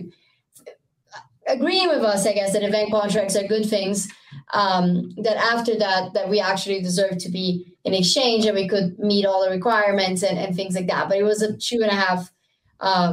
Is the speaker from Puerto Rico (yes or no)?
no; Rio de Janeiro, Brazil; now in United States; I'm from Brazil. It's always summer. It's always very, very hot. Yeah. Where I'm from in Rio